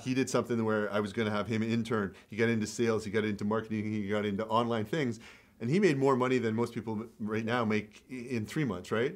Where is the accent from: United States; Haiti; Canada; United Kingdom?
Canada; also born or lived in Sudbury; I grew up in Canada